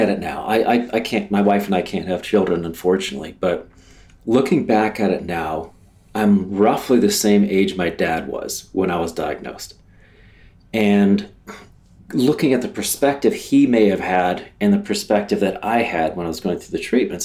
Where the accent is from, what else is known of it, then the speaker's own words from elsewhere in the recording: Ohio, United States; moved away; also born or lived in Jacksonville, Florida; this normal Midwest guy from a little place in Ohio, where my backyard was a bean field or a cornfield.